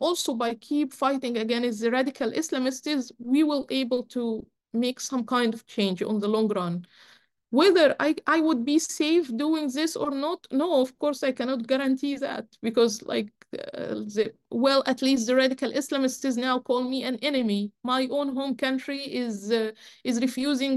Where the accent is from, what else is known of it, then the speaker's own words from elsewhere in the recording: Egypt; I was brought up in Egypt. I grew up in Egypt where anti-Semitism is very high